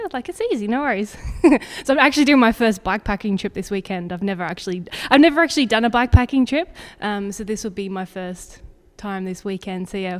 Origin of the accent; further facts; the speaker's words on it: Zambia; also born or lived in Australia / England; now in Girona, Spain; I'm Australian originally, but I grew up in Zambia. I lived in England for 8 years